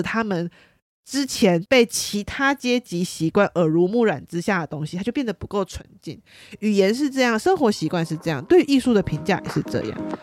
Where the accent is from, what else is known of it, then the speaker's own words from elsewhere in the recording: Taiwan; accent: Taiwanese accent; 我是台湾腔